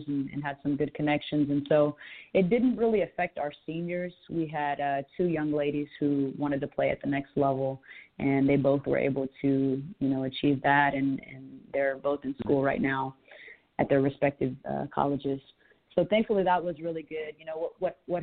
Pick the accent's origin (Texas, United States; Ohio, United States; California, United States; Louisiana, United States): Texas, United States; Corpus Christi; also born or lived in San Antonio, Texas / Orlando, Florida / El Paso, Texas; now in Fort Worth, United States; I'm originally from Corpus Christi, Texas, so way down south.